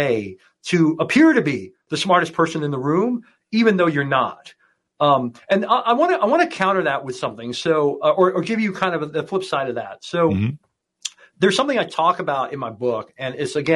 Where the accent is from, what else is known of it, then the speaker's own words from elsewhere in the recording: Hong Kong; I grew up in Hong Kong